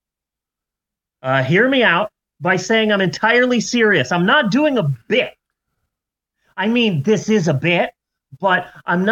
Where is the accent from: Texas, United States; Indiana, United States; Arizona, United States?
Arizona, United States; moved away; It just was not taught when I was growing up in Arizona because we didn't do daylight savings time